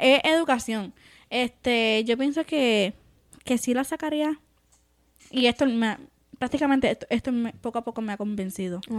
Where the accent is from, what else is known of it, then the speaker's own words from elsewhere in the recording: Puerto Rico; now in United States; es de donde salí, de Puerto Rico